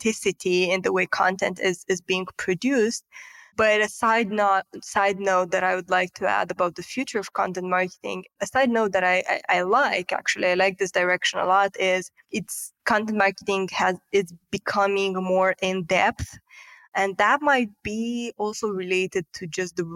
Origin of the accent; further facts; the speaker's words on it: Moldova; moved away as an adult; now in Romania; I'm actually originally from Republic of Moldova, which is a neighboring yep. country of Romania